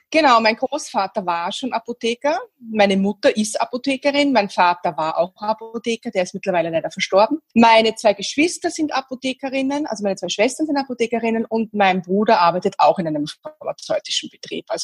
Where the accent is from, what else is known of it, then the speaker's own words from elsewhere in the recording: Vienna, Austria; born there; Ich bin in Wien geboren, bin mittlerweile Mitte 40